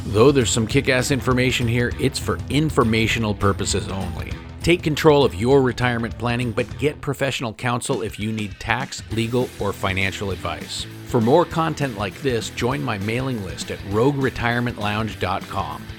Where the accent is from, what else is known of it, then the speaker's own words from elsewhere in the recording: Bend, Oregon, United States; Bend, Oregon my hometown